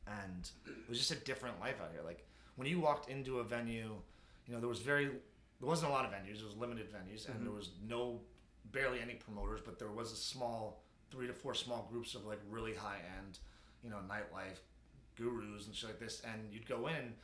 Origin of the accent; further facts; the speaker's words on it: Los Angeles, California, United States; we are from there. I was born and raised.